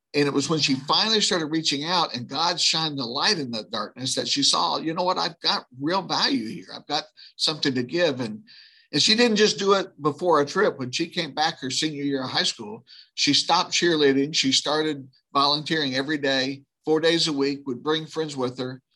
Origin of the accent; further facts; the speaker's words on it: right outside of New Orleans, moved to rural Louisiana, United States; I grew up right outside of New Orleans